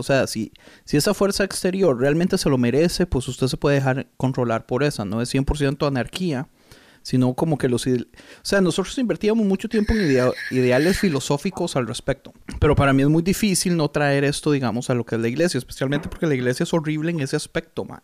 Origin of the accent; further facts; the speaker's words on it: Costa Rica; yo soy de Costa Rica